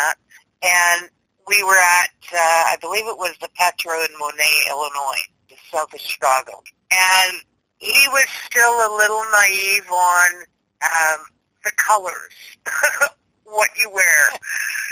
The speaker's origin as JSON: {"language": "English", "country": "Canada", "said": "we're Canadian"}